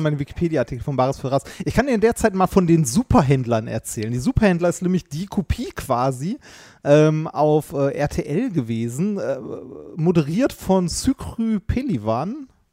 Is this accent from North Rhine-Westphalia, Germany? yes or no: yes; Ruhr area, North Rhine-Westphalia, Germany; Ich bin auch im Ruhrgebiet groß geworden